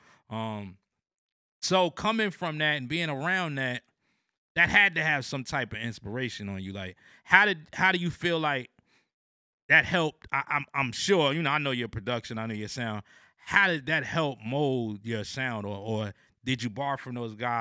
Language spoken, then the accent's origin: English; New Jersey, United States; now in Atlanta, United States; I'm from New Jersey.